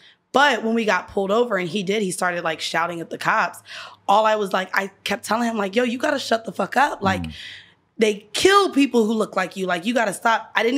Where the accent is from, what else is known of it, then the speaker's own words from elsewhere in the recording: Orlando, Florida, United States; moved away as an adult; now in New York, United States; I've been in New York for 7 years, but I'm from Florida. I'm from Orlando, 407, Chopper City